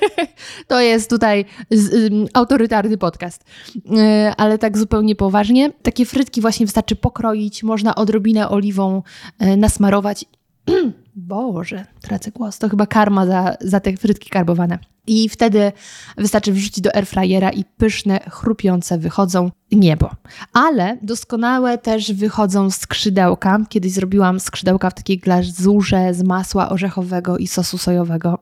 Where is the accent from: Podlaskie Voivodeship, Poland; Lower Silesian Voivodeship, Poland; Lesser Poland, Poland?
Lower Silesian Voivodeship, Poland; German-Czech border area; moved away as an adult; now in Warsaw, Poland; kiedy mieszkałam jeszcze w moich rodzinnych stronach, to od nas do Lublina jest kawał drogi, ponieważ ja mieszkam, pochodzę z granicy niemiecko-czeskiej